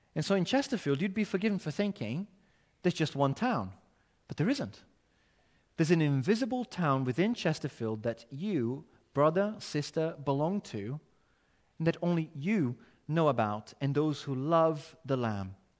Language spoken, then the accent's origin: English; Brazil; English is a second language; now in United Kingdom; my accent shows this country is not my home. My citizenship is elsewhere.